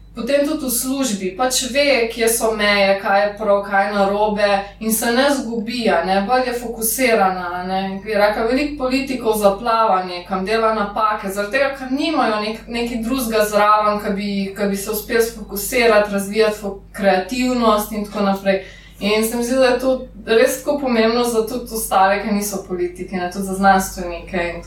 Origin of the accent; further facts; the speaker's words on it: Lower Carniola, Slovenia; jaz sem iz Dolenske